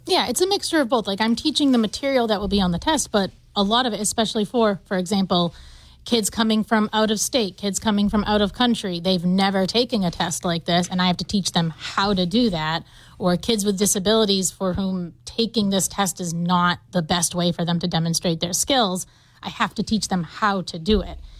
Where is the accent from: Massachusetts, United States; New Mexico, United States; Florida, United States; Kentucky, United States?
Massachusetts, United States; Taunton; I'm from Taunton, Massachusetts. That's where I grew up